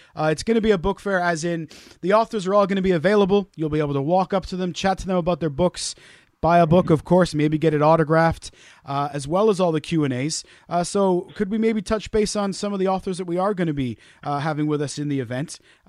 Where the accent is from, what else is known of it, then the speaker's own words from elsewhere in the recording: Wales, United Kingdom; I am Welsh, I promise you. I was born in Wales.